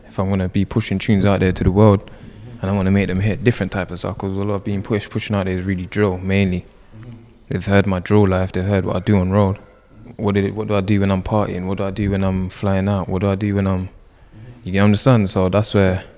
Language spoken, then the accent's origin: English; London, United Kingdom; this is where I was raised.